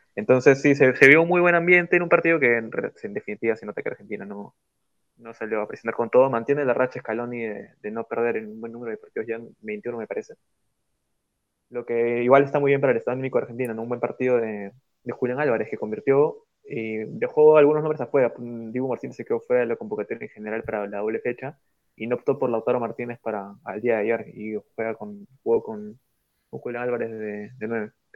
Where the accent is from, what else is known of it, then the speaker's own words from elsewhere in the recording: Peru; yo como peruano